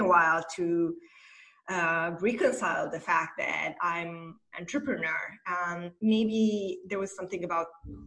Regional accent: Moldova; moved away as an adult; now in Romania; I'm originally from Republic of Moldova, and I moved to Romania a few years ago.

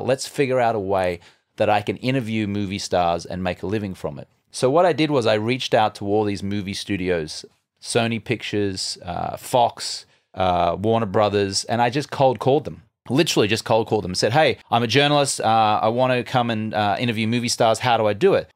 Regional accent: Brisbane, Queensland, Australia; moved away as an adult; also born or lived in London / Los Angeles; now in United States; I grew up in Brisbane, Australia

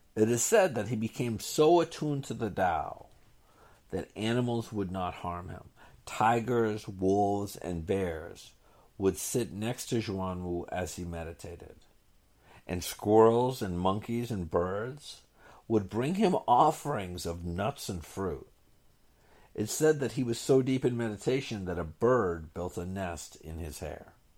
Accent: Boston, Massachusetts, United States; Boston, which I considered my hometown

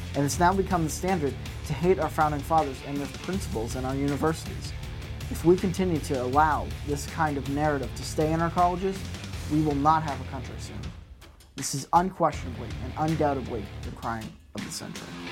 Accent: United States

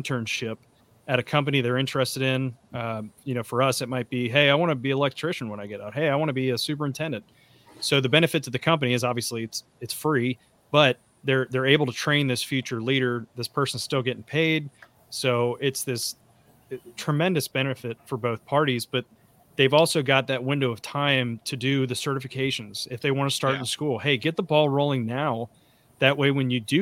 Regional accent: Kentucky, United States; now in Texas, United States; I'm from Kentucky originally

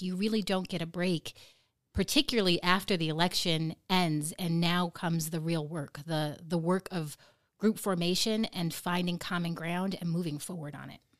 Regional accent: Nome, Alaska, United States; people from my hometown of Nome

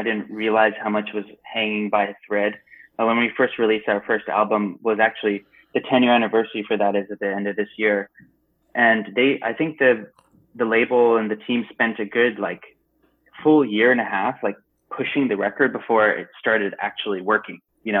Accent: India; I wasn't saying like, hey, look at me, I'm Indian, like all the time.

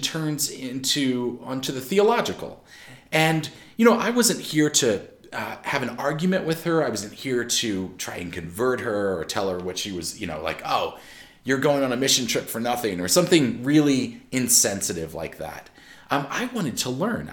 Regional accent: Maryland, United States; also born or lived in Pennsylvania; I'm from Maryland. I spent most of my life in Maryland

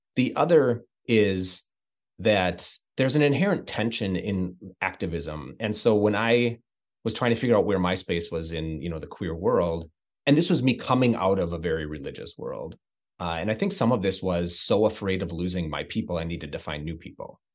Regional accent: Midwest, United States; moved away; also born or lived in Chicago; I come from the Midwest and a rural Midwest

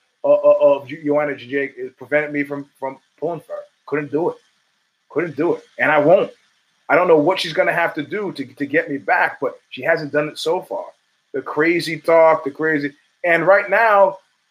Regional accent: New York, United States; I'm a New Yorker. This vibe is familiar to me.

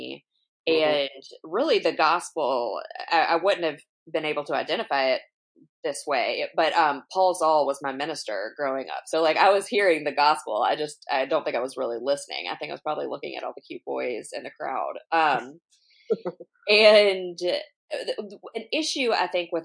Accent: Alabama, United States; now in Long Beach, United States; I'm originally from Alabama

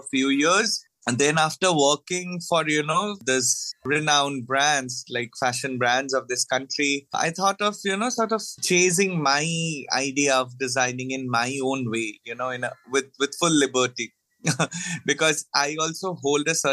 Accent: Assam, India; I was born and brought up, I hail from Assam

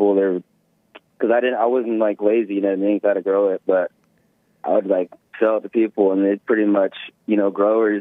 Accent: Northern California, United States; I'm from NorCal too

